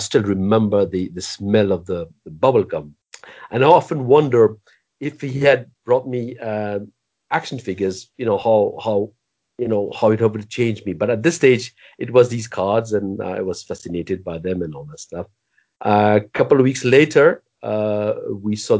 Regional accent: Belgium; I grew up in Belgium

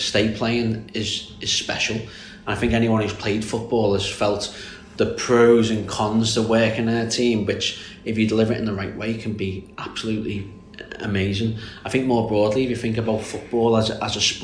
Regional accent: Birkenhead, North West England, United Kingdom; I'm not Scouse, I am from Birkenhead, which is very close, so it's on the Wirral Peninsula

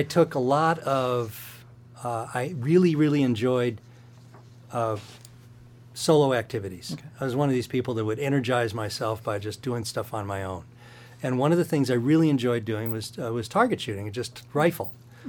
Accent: Midwest, United States; I grew up in the Midwest, enjoyed that, moved out to go to music school

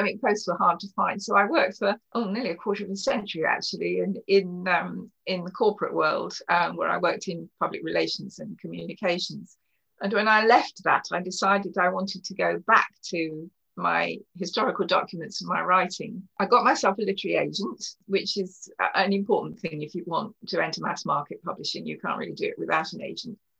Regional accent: Kent, South East England, United Kingdom; moved away as an adult; also born or lived in Exeter, Devon / Paris / New York; I was born in Exeter in Devon in the West Country of England. I grew up in Kent, where I now live again.

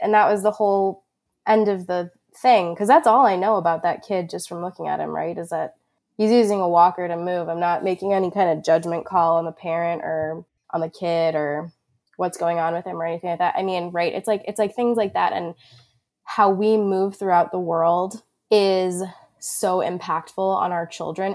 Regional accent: Long Island, New York, United States; moved away as an adult; now in Vermont, United States; I was born and raised on Long Island, New York, and, and have only ever lived there until I moved to Vermont in twenty thirteen

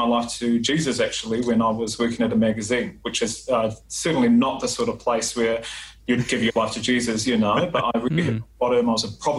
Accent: New Zealand; I'm a Samoan, so born and raised in New Zealand

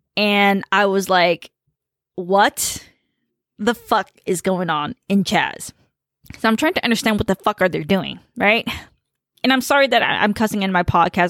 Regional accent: United States; first language Khmer; English is a second language; I grew up in a very diverse environment and, um, uh, you know, Khmer was my first language

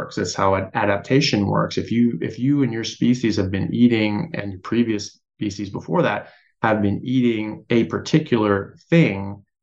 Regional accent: United States; I'm an American medical doctor

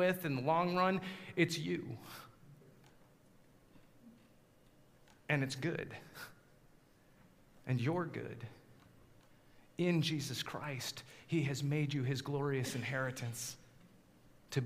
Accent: Colorado, United States; moved away; 8-foot snowstorms growing up in Colorado

